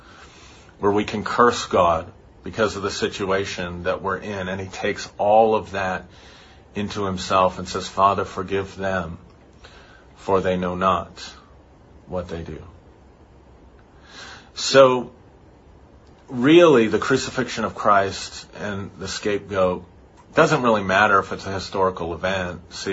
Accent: United States; I'm as white and as American and as Protestant in my family and upbringing as you can be

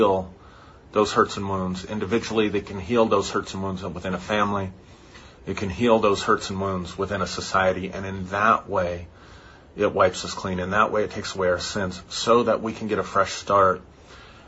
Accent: United States; I'm as white and as American and as Protestant in my family and upbringing as you can be

